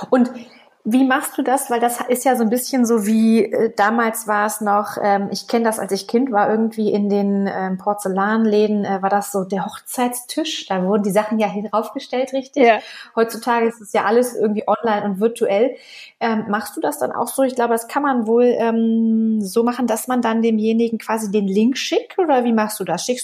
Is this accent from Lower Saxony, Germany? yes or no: yes; Celle, Lower Saxony, Germany; Aus der Stadt, aus der ich komme, aus Celle, das wissen ja die meisten wahrscheinlich, äh, aus Celle bei Niedersachsen ist eine Kleinstadt.